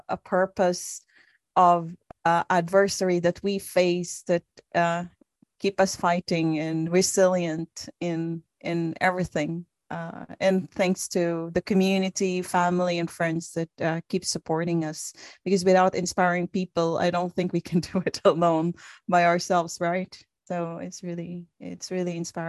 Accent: Philippines; When I was growing up in the Philippines

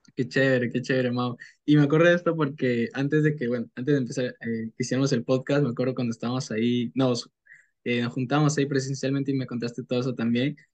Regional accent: Peru; tengo 19 años, soy de Perú

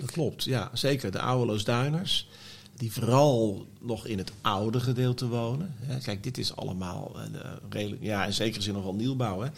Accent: The Hague, South Holland, Netherlands; ik ben geboren in de Oranje Kliniek in Scheveningen

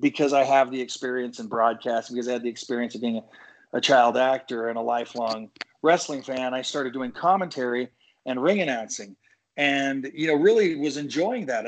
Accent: Salt Lake City, Utah, United States; moved away; I'm actually born and raised in Salt Lake City, Utah

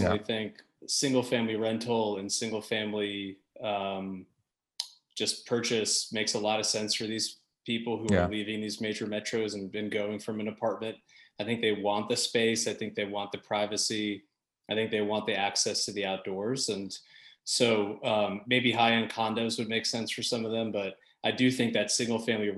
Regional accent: New York City, New York, United States; moved away as an adult; now in Nashville, United States; I grew up in New York in the 80s, the 90s, where it was an awful place

